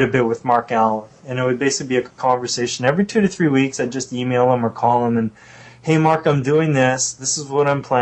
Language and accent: English; Canada; being a Canadian